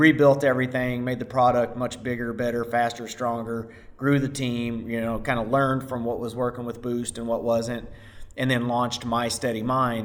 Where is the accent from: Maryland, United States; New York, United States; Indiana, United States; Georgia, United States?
Indiana, United States; Southern; moved away as an adult; also born or lived in Tokyo / Spain; I'm from Southern Indiana, small town guy. I was an athlete growing up